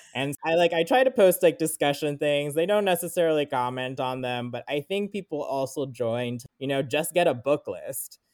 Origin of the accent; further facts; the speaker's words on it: South Florida, United States; moved away as an adult; also born or lived in California / Sri Lanka (ancestry); now in Louisville, United States; I mostly grew up in South Florida